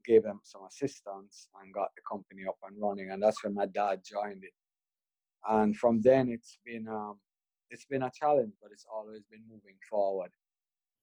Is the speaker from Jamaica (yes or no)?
yes; Jamaica; also born or lived in Oklahoma, United States; I'm a Jamaican-born businessman. I went to Wilmers High School, Oklahoma State University.